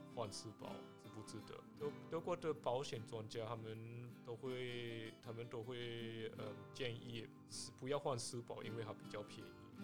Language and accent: Chinese; Taiwan; now in Germany; 我们台湾人